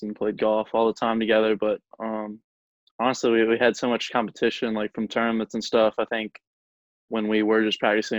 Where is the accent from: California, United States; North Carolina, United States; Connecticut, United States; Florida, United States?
North Carolina, United States; Wilson; also born or lived in Pinehurst, North Carolina; I grew up in Wilson, North Carolina, which is like 2 hours away from Pinehurst. And then when I was 9, we moved to Pinehurst